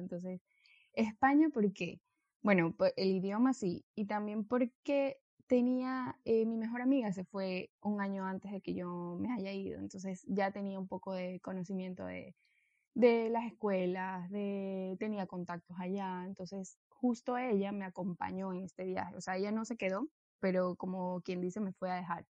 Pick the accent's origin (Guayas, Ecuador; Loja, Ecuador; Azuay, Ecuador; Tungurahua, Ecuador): Guayas, Ecuador; Guayaquil; also born or lived in Spain; soy de Ecuador, de Guayaquil, pues tengo 28 años